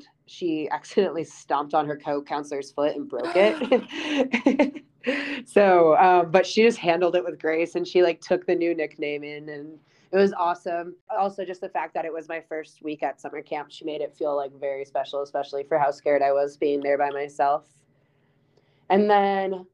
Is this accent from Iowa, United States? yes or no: yes; Iowa, United States; growing up in Iowa